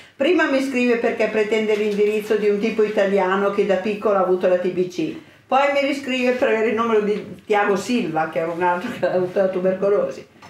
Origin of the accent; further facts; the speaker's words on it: Santa Maria della Versa, Lombardy, Italy; io sono dell'Oltrepo, vengo da Santa Maria della Versa